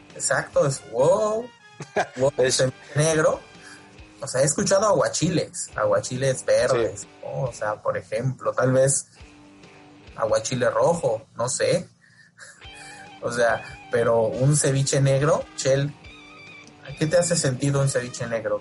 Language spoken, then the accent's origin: Spanish; Yucatán, Mexico; yo soy yucateco